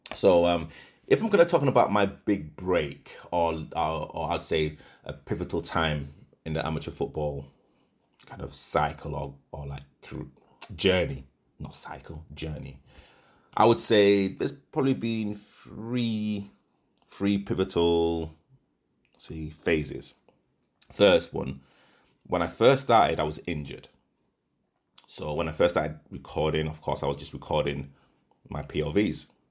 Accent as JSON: {"language": "English", "town": "Leeds", "region": "Yorkshire and the Humber", "country": "United Kingdom", "tie": "born or raised there", "also_born_or_lived": "Nottingham", "moved": "as an adult", "lives_now": "London, United Kingdom", "said": "I'm originally from, from Leeds. I was born in Nottingham, but I moved to Leeds when I was about I, I believe, three or four"}